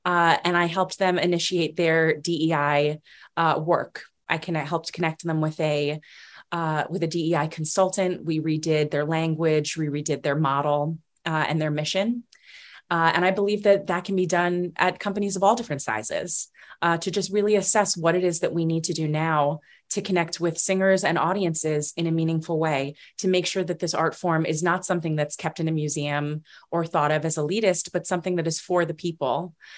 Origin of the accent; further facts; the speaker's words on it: New York, United States; Growing up on Long Island, I loved to go see Broadway shows